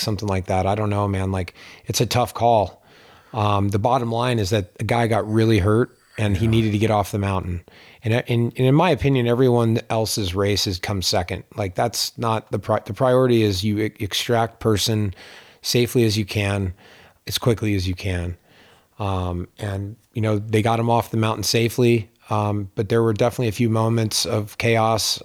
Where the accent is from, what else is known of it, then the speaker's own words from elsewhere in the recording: Pittsburgh, Pennsylvania, United States; now in Lake Tahoe, United States; where I grew up in Pittsburgh